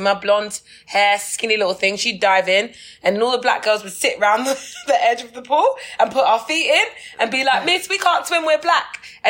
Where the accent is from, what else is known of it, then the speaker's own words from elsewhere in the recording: England, United Kingdom; I'm like, where would I swim? I'm from England.